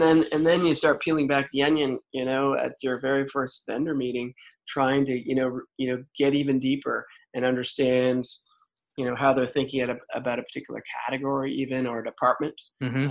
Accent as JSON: {"language": "English", "region": "Prince Edward Island", "country": "Canada", "tie": "born or raised there", "moved": "as an adult", "said": "growing up in Prince Edward Island and being an East Coaster"}